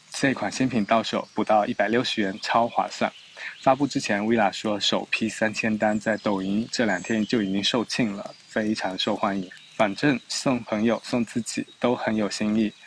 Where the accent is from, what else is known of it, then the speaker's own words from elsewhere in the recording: the South, southern China, China; now in Shanghai, China; 作为南方人呢